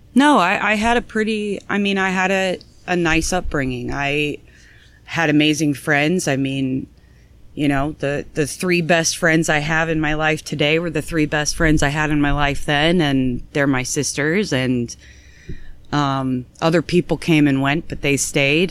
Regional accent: North Canton, Ohio, United States; I was born here in Canton, Ohio, North Canton, Ohio.

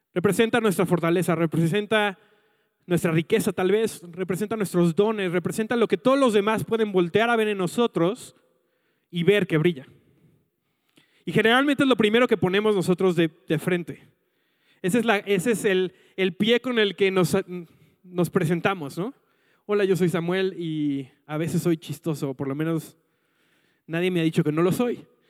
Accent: Mexico City, Mexico; yo me mudé a la Ciudad de México eh, cuando tenía como 6, 7 años

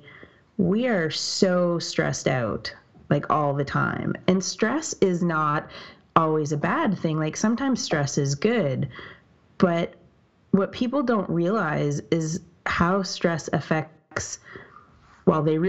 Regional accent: Canada; I'm Canadian

